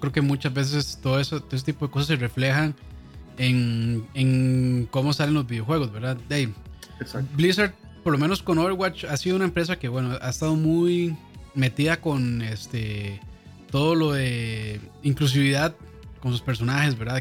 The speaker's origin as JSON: {"language": "Spanish", "country": "Costa Rica", "said": "aquí en Costa Rica"}